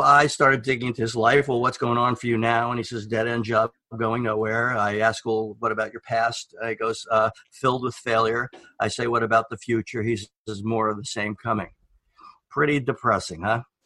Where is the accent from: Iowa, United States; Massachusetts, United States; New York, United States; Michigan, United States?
New York, United States; moved away as an adult; now in Oregon, United States; I'm from New York